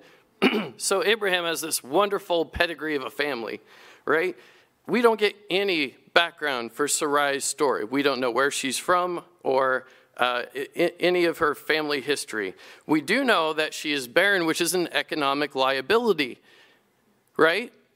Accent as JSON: {"language": "English", "country": "United States", "said": "our own history as American Christians and Free Methodists"}